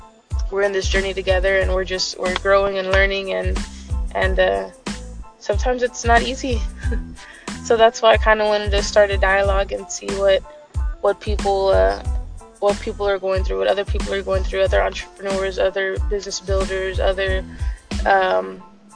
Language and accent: English; San Antonio, Texas, United States; I'm from San Antonio, Texas